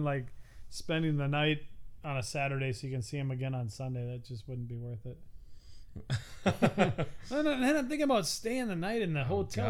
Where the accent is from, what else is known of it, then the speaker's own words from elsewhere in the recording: Pahrump, Nevada, United States; Did you know we're from Pahrump? Did you think we were going to pay? We're from Pahrump.